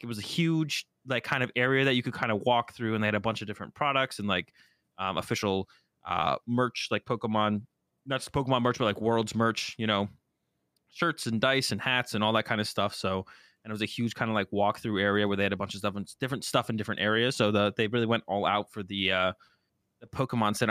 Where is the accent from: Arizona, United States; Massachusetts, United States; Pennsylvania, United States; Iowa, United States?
Massachusetts, United States; Boston; moved away; I'm originally from Boston